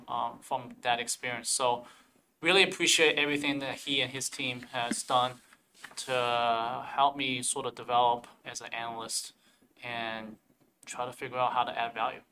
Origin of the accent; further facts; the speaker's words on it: South Carolina, United States; moved away; I'm a Southerner at heart. I grew up in South Carolina.